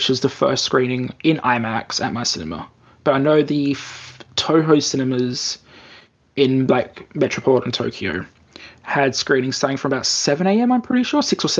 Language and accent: English; Australia; born or raised there; moved away as an adult; now in Japan